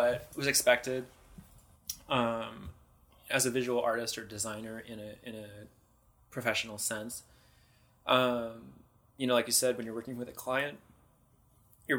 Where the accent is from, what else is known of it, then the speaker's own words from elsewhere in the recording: Bay Area, California, United States; also born or lived in San Francisco / Marin; I grew up in the Bay Area